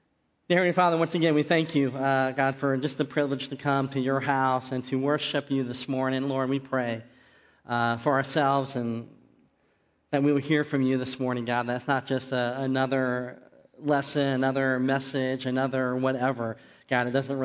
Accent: Barberton, Ohio, United States; born there; But I was born in Barberton, like I said, that was at Akron, Ohio.

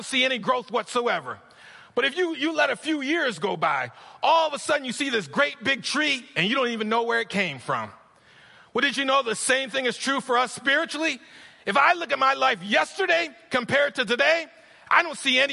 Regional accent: New York, United States; moved away; I'm from New York

